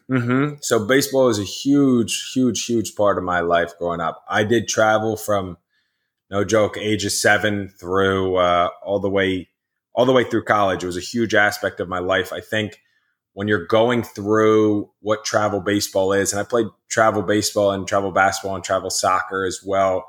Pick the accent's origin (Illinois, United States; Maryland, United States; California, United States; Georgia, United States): Maryland, United States; Rockville; in my hometown of Rockville, Maryland